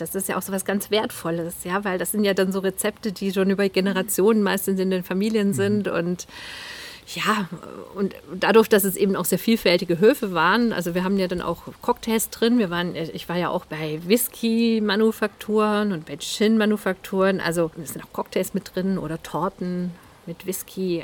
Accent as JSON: {"language": "German", "area": "near Zollernalb", "region": "Baden-Württemberg", "country": "Germany", "tie": "born or raised there", "said": "Ziegenhütte Zollernalb. Das ist ganz in der Nähe von da, wo ich aufgewachsen bin."}